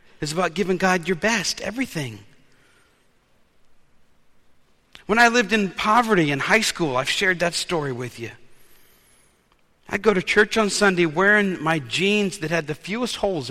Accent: New Orleans, Louisiana, United States; When I was a kid, growing up in New Orleans, we were taught to wear our best clothes to worship

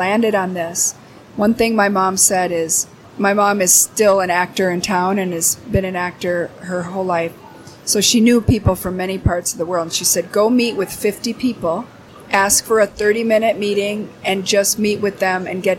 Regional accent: Minneapolis, Minnesota, United States; I, born and raised in Minneapolis, went all through the Minneapolis Public Schools.

